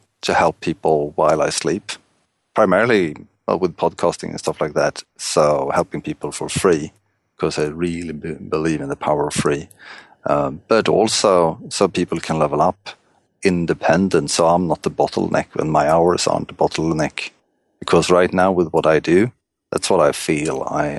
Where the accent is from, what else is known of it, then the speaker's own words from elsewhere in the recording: Stockholm, Stockholm County, Sweden; English is a second language; I'm from Stockholm, Sweden.